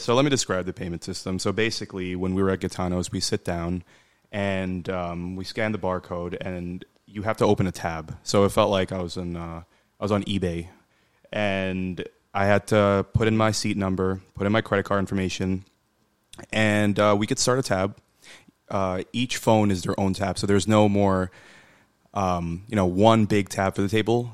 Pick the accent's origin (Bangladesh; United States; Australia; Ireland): Bangladesh; I'm from Bangladesh.